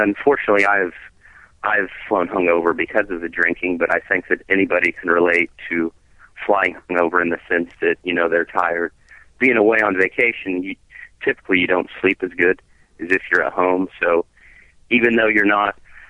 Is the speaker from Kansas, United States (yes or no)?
yes; Kansas, United States; I'm from Kansas.